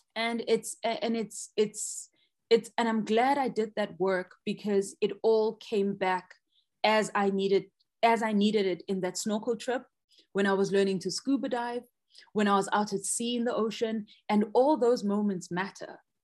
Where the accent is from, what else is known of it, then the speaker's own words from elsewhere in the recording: Soweto, Gauteng, South Africa; I grew up in Soweto, which is like a landlocked area here in South Africa in the province of Gauteng.